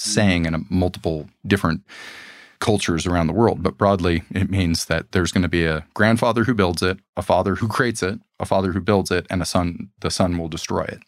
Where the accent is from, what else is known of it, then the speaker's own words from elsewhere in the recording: Los Angeles, California, United States; We grew up in Los Angeles